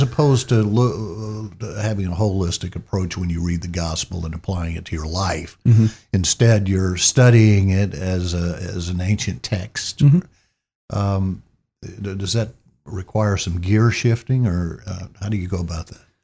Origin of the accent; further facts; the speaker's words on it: Columbus, Mississippi, United States; was born and raised in Columbus, Mississippi